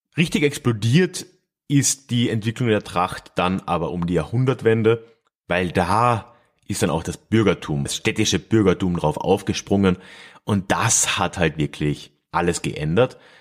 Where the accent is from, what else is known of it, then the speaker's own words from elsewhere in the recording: Freising, Bavaria, Germany; meiner Heimatstadt Freising